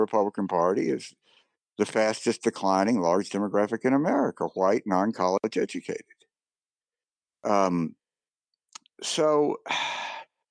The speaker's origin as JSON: {"language": "English", "region": "Mississippi", "country": "United States", "tie": "born or raised there", "said": "I grew up in Mississippi"}